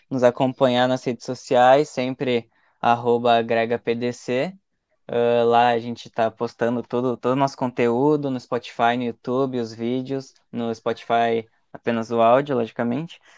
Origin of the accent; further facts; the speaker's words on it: Gaúcho, Rio Grande do Sul, Brazil; como gaúcho, assim, quem fala você já é meio que estranho, assim, porque todo mundo é acostumado a falar tu, tu, tu